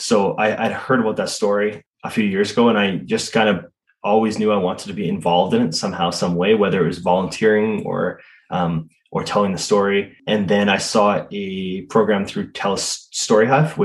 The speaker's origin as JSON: {"language": "English", "region": "Southern Alberta", "country": "Canada", "tie": "born or raised there", "said": "as a Canadian, like a Southern Alberta kid"}